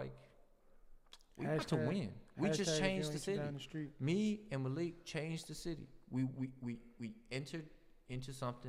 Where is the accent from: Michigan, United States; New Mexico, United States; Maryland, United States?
Maryland, United States; Silver Spring; But I'm from Silver Spring. I'm like a nice Asian guy from Silver Spring.